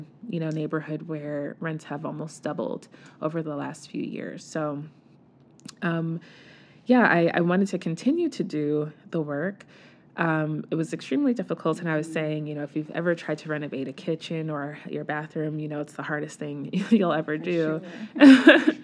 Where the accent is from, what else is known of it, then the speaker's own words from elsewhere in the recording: New York City, New York, United States; moved away as an adult; also born or lived in New Rochelle, New York; now in Baltimore, United States; I was born and raised in the Bronx